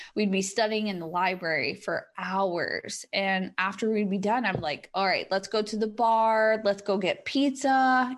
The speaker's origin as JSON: {"language": "English", "country": "United States", "said": "in my home country"}